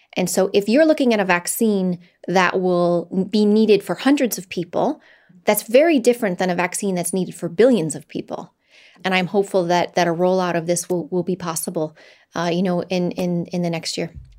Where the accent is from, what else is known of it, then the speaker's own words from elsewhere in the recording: United States; I'm an American